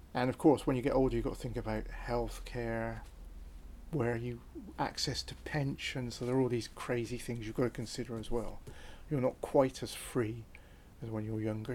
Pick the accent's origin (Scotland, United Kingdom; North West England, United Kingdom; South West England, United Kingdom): South West England, United Kingdom; Cotswold Escarpment, near Tortworth; I was born on the Cotswold Escarpment, on the east side of the River Severn